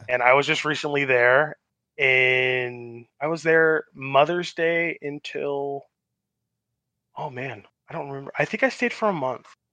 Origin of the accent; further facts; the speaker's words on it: Los Angeles, California, United States; moved away; also born or lived in Long Beach / Arizona; I'm a West Coast boy. I grew up in Los, uh, Los, Los Angeles and, like, Long Beach, and then I moved to Arizona